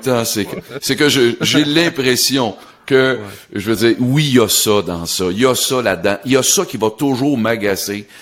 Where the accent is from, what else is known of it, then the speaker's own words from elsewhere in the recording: Sorel-Tracy, Quebec, Canada; je suis originaire de Sorel